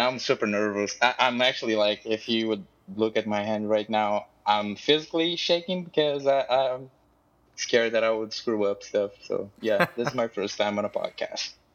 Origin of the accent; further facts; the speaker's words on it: Brazil; I'm from Brazil